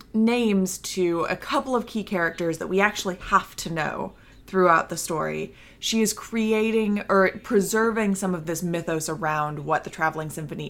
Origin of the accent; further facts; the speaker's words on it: Edwardsville, United States; Edwardsville? That's my hometown?